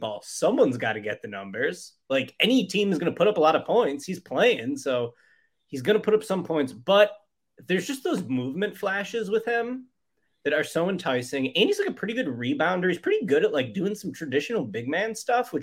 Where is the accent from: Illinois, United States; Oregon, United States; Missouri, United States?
Illinois, United States; Chicago; I'm from Chicago, and I'm not an Illinois basketball fan